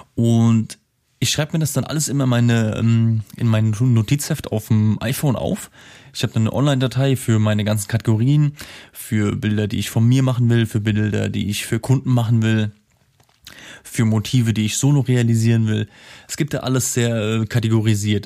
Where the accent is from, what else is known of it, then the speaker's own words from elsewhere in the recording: Simmern, Rhineland-Palatinate, Germany; moved away; meiner alten Heimat in Simmern